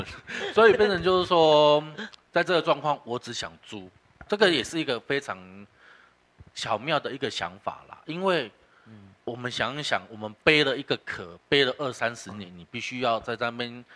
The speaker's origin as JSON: {"language": "Chinese", "area": "Xibei", "region": "Tainan", "country": "Taiwan", "said": "我本身我是西北人，"}